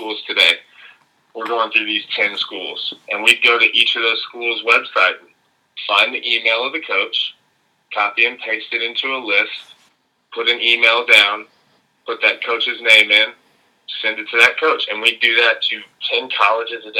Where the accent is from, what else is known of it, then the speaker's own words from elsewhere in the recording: Lafayette, Louisiana, United States; I'm originally from Lafayette, Louisiana. I went to Acadiana High School